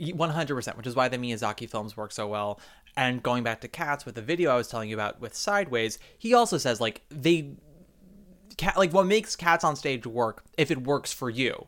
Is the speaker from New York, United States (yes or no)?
yes; New York, United States; much as I love being a New Yorker